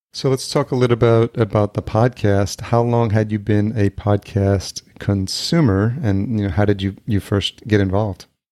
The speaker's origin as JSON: {"language": "English", "town": "Yonkers", "region": "New York", "country": "United States", "tie": "born or raised there", "also_born_or_lived": "El Salvador", "said": "Born in El Salvador, but grew up in Yonkers, and I lived there most of my life"}